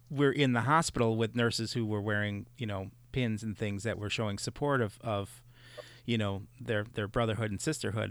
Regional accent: Chicago, Illinois, United States; now in Reedsburg, Wisconsin, United States; having grown up in Chicago

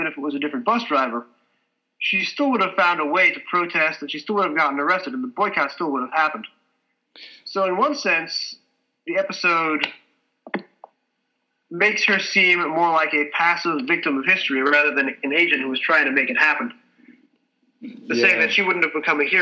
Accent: New York City, New York, United States; accent: Brooklyn; My Brooklyn accent varies depending on my situation

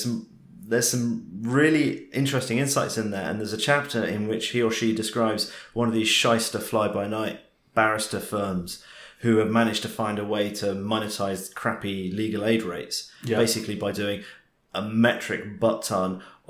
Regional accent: United Kingdom; it's partly, okay, being British, it's partly a class thing

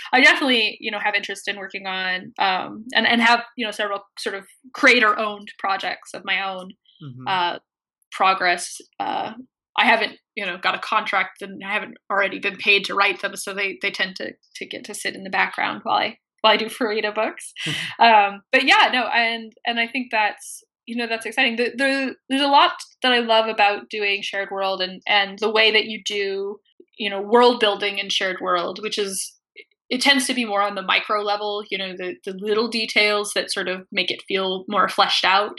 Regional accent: Midwest, United States; I grew up in the Midwest

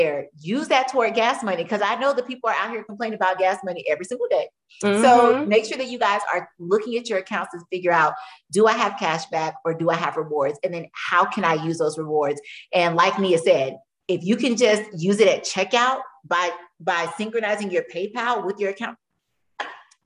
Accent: Tampa, Florida, United States; I'm from Tampa

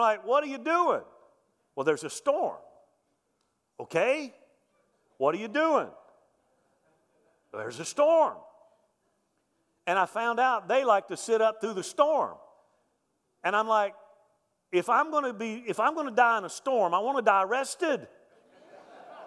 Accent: Mobile, Alabama, United States; also born or lived in central Louisiana; I grew up in Mobile, Alabama, so that's Hurricane Alley. I remember growing up with storms

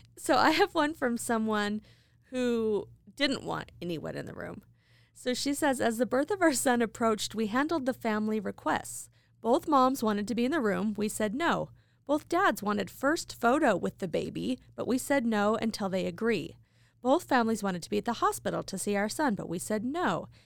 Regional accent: Idaho Falls, Idaho, United States; my hometown, Idaho Falls

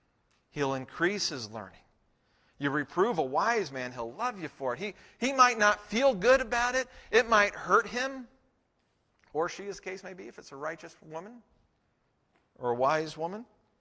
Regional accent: Texas, United States; When I went to seminary, I came from Texas to Colorado, and as far as I knew, in all the churches I'd been in, women couldn't be pastors.

